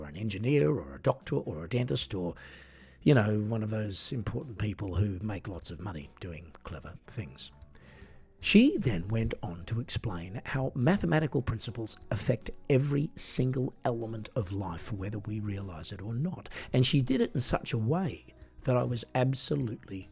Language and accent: English; Australia; I'm an Australian singer-songwriter